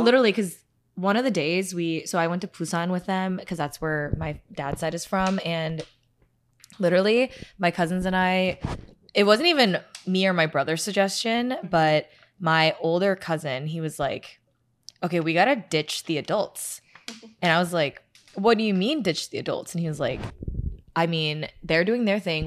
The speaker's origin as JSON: {"language": "English", "country": "United States", "said": "I'm Korean American"}